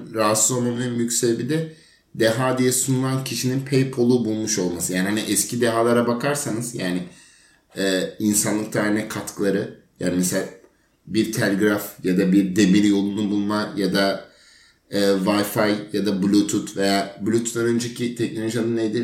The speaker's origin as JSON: {"language": "Turkish", "country": "Turkey", "tie": "born or raised there", "said": "burada doğduğumuz için"}